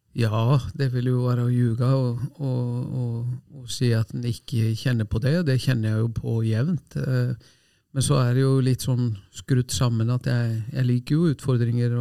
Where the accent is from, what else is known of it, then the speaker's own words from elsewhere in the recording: Selfoss, Southern Region, Iceland; Norwegian is a second language; moved away as an adult; also born or lived in Oslo, Norway; now in Norway; hjemme på Selfoss, et lite tettsted